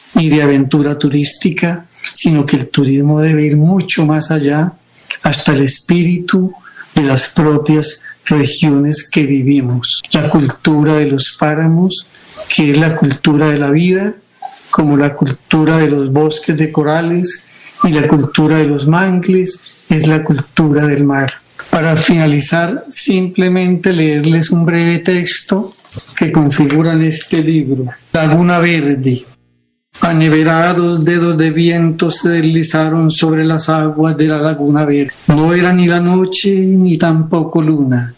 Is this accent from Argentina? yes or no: no; Bucaramanga, Santander, Colombia; Yo nací en Bucaramanga